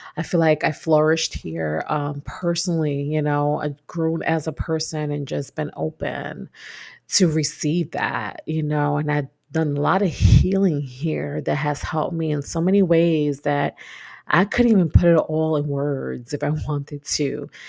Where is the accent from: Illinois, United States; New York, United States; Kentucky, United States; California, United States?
New York, United States; New York City; moved away as an adult; now in Texas, United States; I'm that Brooklyn girl.